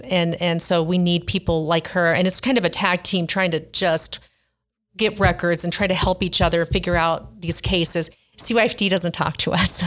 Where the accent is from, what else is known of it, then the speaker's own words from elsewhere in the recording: Hobbs, New Mexico, United States; I grew up thirty minutes from Hobbs, New Mexico